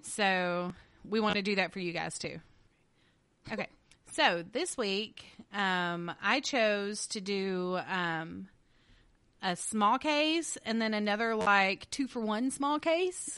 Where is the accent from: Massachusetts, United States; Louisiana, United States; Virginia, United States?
Louisiana, United States; I'm from Louisiana, so you are gonna get Louisiana pronunciation